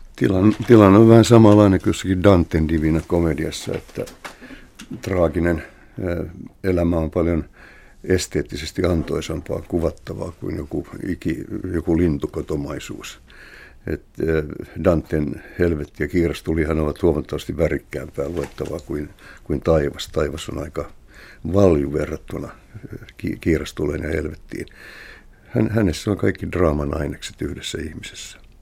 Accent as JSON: {"language": "Finnish", "town": "Helsinki", "region": "Uusimaa", "country": "Finland", "tie": "born or raised there", "said": "kotikulmillani Kalliossa. Mulla oli jonkinnäköinen napanuora kotiini"}